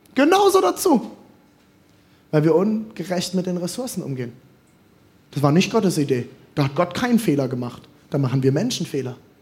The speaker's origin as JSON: {"language": "German", "country": "Germany", "said": "als Deutscher"}